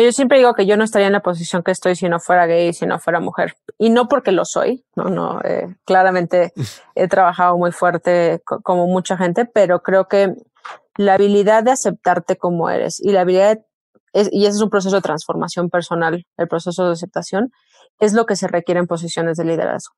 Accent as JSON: {"language": "Spanish", "country": "Mexico", "moved": "as an adult", "said": "como mexicanos"}